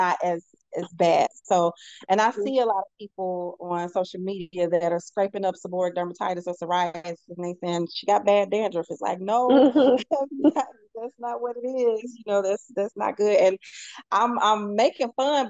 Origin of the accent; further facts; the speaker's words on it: St. Louis, Missouri, United States; moved away as an adult; now in Houston, United States; I love my hometown.